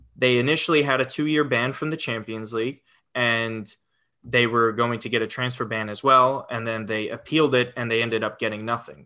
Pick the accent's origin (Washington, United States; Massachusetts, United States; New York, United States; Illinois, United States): New York, United States; Westchester; been in New York, Westchester, New York, my whole life. Um, so even even during college as well. So all 26 years, I have been in uh, Westchester, New York.